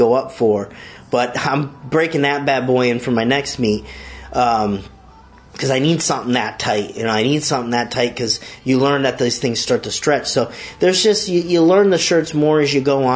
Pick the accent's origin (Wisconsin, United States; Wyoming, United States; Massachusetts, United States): Massachusetts, United States; moved away; also born or lived in Long Island, New York; I'm from Massachusetts originally